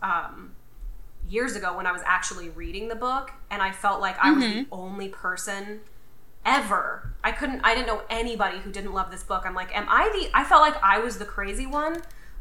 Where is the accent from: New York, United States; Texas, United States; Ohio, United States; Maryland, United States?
Texas, United States; Houston; I'm from Houston